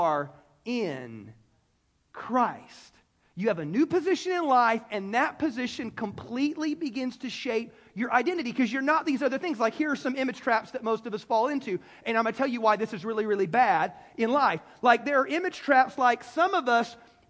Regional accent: Greenville, South Carolina, United States; I was born in Greenville, South Carolina

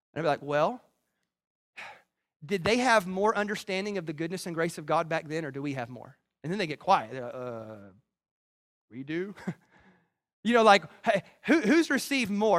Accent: the South, United States; I grew up in the South

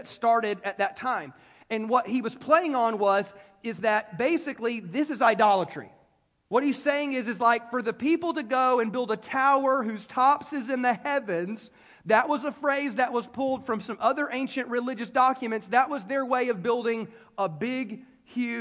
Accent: United States; as an American

